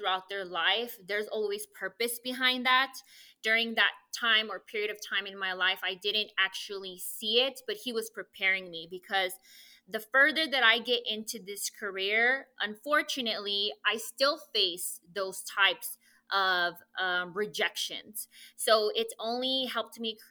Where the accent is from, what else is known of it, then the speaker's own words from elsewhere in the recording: El Paso, Texas, United States; moved away as an adult; now in Rio Grande Valley, United States; originally born and raised in El Paso, Texas